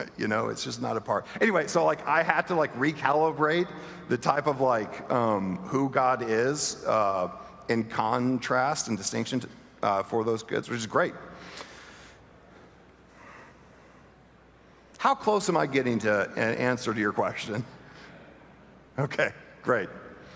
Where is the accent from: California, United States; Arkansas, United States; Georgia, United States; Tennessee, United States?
Arkansas, United States; Bentonville; moved away; My hometown is Bentonville, Arkansas